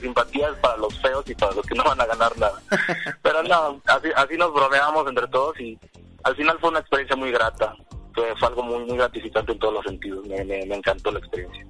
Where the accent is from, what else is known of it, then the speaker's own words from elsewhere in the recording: Pinotepa Nacional, Oaxaca, Mexico; yo soy eh, originario de Pinotepa Nacional, como ya lo mencionabas. Estoy en la costa del estado de Oaxaca, cerquita de Guerrero